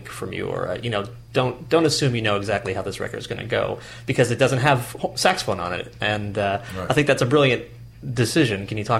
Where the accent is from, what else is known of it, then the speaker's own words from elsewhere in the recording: Lenox, Massachusetts, United States; And my hometown is Lenox, Massachusetts.